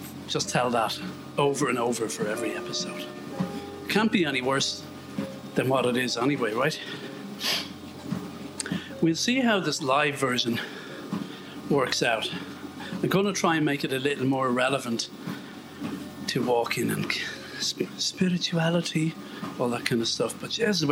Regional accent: Ireland; born or raised there

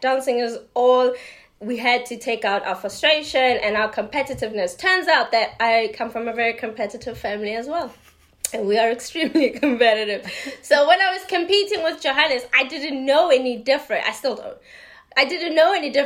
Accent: Mabopane, Gauteng, South Africa; moved away; Mabupane, which is how we say it, but it's more now. It's not now. It's an extension of Pretoria.

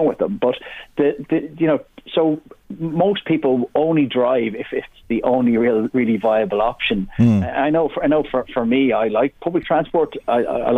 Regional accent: Drogheda, County Louth, Ireland; when I was a kid growing up in William Street in Drogheda

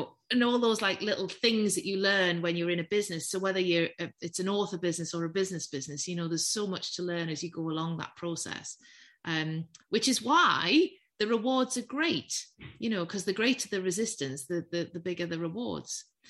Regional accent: the North East, North East England, United Kingdom; accent: Geordie; I'm from the Northeast. Yeah. And for those of us who are old enough to remember, I come from a steel town, surrounded by pit villages.

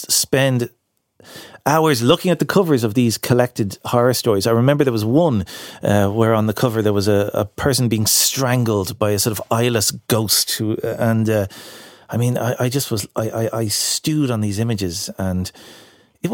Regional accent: Castleknock, Leinster, Ireland; I grew up in Castleknock, right? Surrounded by the walls of the Phoenix Park

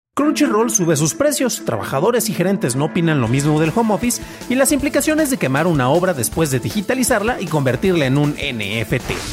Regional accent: San Juan de los Lagos, Jalisco, Mexico; es del lugar del que yo soy nativo.

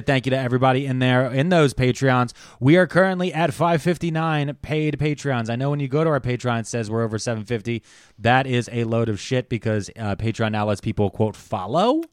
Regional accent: Delaware County, Pennsylvania, United States; I'm from Delco and so is my son

